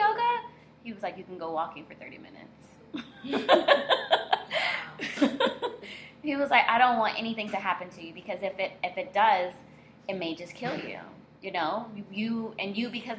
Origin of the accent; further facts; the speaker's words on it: Miami, Florida, United States; also born or lived in Orlando; born and raised in South Florida, of Haitian descent